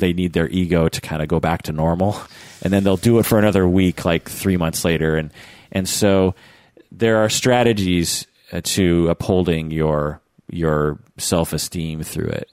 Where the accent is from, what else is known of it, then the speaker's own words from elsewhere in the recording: the Northwest, Pacific Northwest, United States; growing up in the Northwest